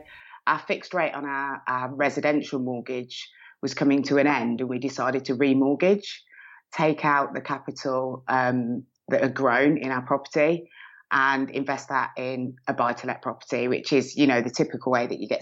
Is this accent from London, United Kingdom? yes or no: no; Birmingham, West Midlands, United Kingdom; accent: Brummie; now in Milton Keynes, United Kingdom; I'm originally from Birmingham. You can probably hear a slight rummy twang in my accent